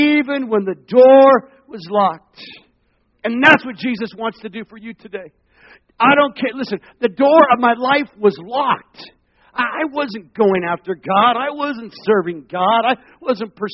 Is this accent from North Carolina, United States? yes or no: no; Arizona, United States; also born or lived in Long Beach, California / Seattle; now in Central Florida, United States; I was born in Long Beach, California. We moved to Arizona